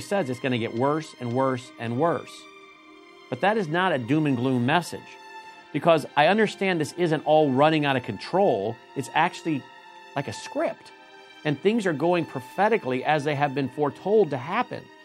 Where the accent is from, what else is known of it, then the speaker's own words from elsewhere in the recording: United States; As an American